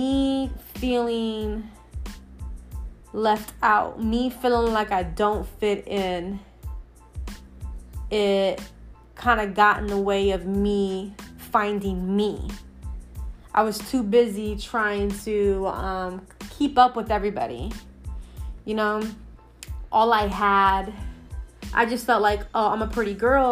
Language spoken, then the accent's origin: English; Ohio, United States; also born or lived in New York / Akron, Ohio; We moved to Ohio. I was probably preschool or something like